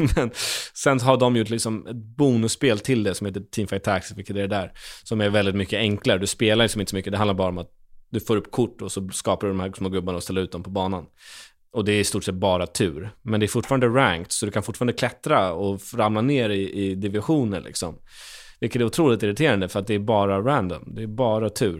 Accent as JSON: {"language": "Swedish", "town": "Stockholm", "region": "Stockholm County", "country": "Sweden", "said": "man en gamer från Stockholm"}